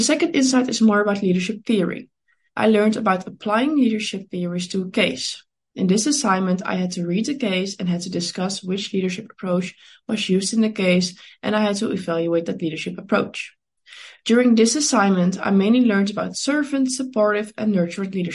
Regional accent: Netherlands; I was born in the Netherlands and over there I'm currently studying international business

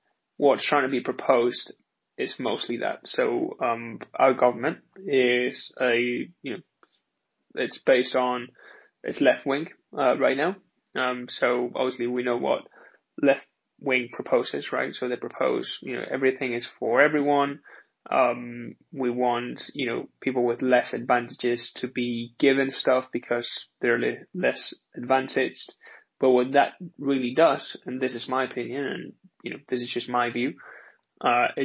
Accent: Spain; moved away as an adult; also born or lived in United Kingdom; I was born in Spain and then lived in the UK for three and a half years. What I've realized about growing up in Spain

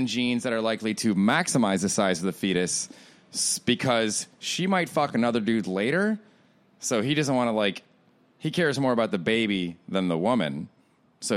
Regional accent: Florida, United States; I grew up in Florida, so the space shuttle, we would hear the booms frequently

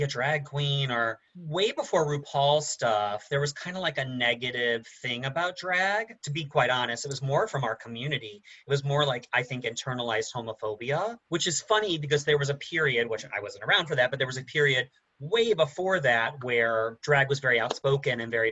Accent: Highland, Indiana, United States; now in New York City, United States; I am from Indiana, a town called Highland, Indiana

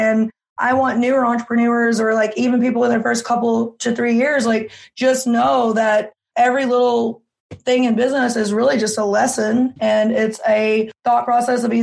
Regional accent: Arkansas, United States; now in Florida, United States; I grew up in a one stoplight town

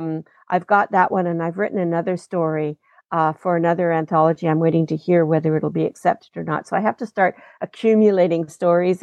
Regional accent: Regina, Saskatchewan, Canada; also born or lived in London, England; now in Vancouver, Canada; when I was growing up in Regina.

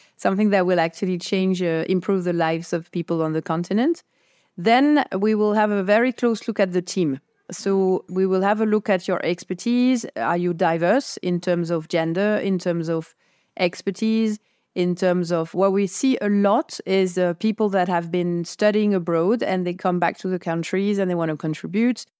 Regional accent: France; I come from France

